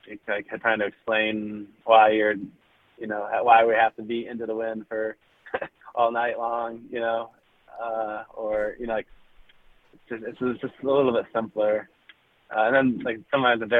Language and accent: English; North Carolina, United States; moved away; I'm from North Carolina, originally.